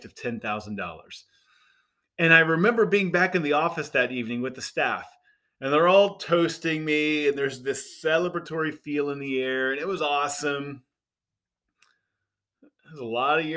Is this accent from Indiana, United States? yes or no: yes; Indiana, United States; moved away as an adult; I grew up in Indiana, simple background